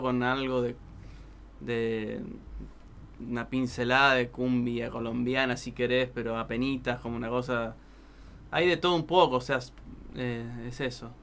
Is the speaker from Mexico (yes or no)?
no; Goya, Corrientes, Argentina; accent: tonadita como de corrientes; also born or lived in Almagro, Buenos Aires; now in Buenos Aires, Argentina; somos correntinos de Goya